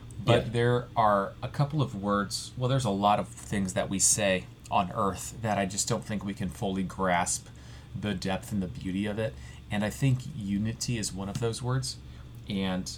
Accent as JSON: {"language": "English", "country": "United States", "said": "I am an American"}